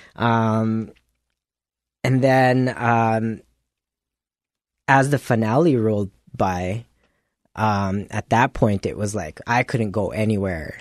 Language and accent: English; Philippines; now in Winnipeg, Canada; being a Filipino